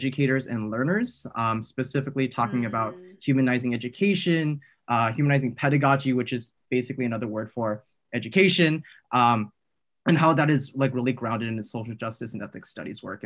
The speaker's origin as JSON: {"language": "English", "town": "San Jose", "region": "California", "country": "United States", "tie": "born or raised there", "also_born_or_lived": "Taiwan", "said": "was raised in kind of like the Cupertino, West San Jose, South Bay area ever since"}